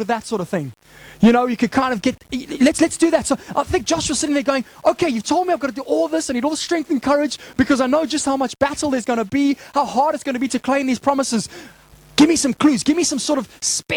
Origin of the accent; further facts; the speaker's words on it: Zimbabwe; moved away; growing up in Zimbabwe